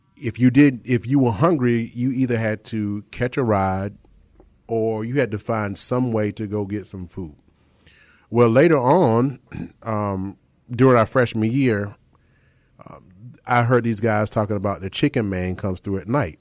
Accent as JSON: {"language": "English", "town": "Chapel Hill", "region": "North Carolina", "country": "United States", "tie": "born or raised there", "said": "I grew up in Chapel Hill"}